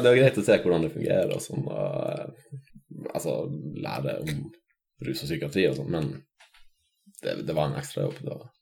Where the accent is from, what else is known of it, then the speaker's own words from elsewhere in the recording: Finnmark, Norway; jeg kommer fra Finnmark